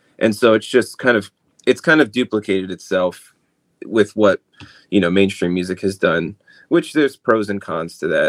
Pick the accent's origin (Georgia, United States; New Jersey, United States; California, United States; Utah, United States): New Jersey, United States; I'm from New Jersey, by the way. So I definitely understand when I tell people I'm from New Jersey, you can imagine all the stereotypes and I'm Italian, so, you know, Jersey Shore.